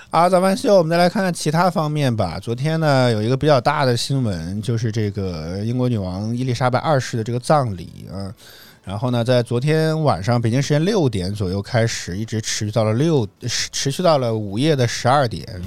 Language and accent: Chinese; northern China, China; 作为一个北方人